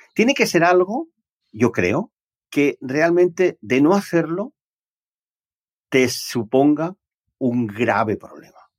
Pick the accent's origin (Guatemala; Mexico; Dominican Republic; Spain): Spain; Barcelona, Catalonia; yo nací allá por los años 60, en Barcelona, en, Barcelona ciudad.